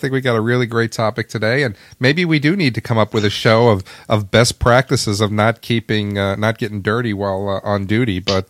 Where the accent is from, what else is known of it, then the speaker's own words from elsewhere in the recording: New York, United States; growing up in New York, we did have some summer property up there in upstate New York.